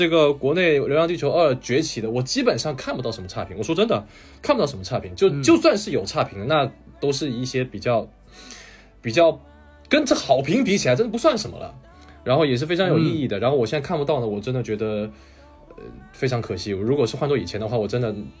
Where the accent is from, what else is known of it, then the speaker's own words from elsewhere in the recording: China; 我这个不是韩国人啊，我是这个中国人，哈哈，土生土长的中国人。